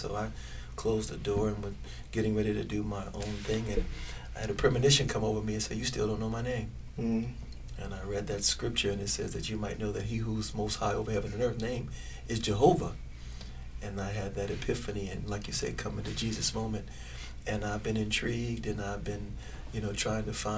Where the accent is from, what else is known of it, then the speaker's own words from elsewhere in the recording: New York City, New York, United States; now in Las Vegas, United States; Born and raised in Harlem, New York City